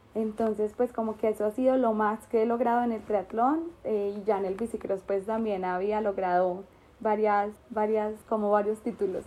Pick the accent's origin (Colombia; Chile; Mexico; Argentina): Colombia; Bogotá; soy de Bogotá, Colombia